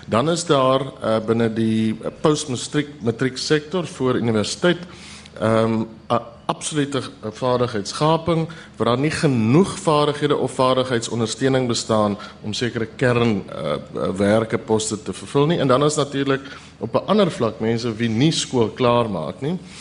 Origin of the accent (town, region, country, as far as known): South Africa